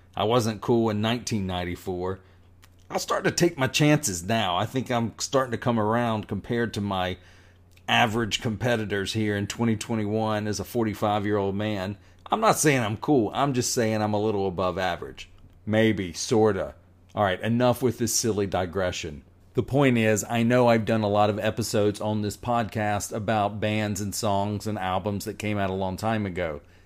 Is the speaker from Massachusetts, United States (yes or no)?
no; North Carolina, United States; I am a Southerner. I was born in North Carolina.